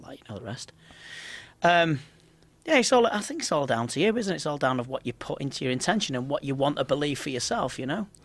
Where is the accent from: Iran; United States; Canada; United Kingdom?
United Kingdom; Liverpool, North West England; I'm just from Liverpool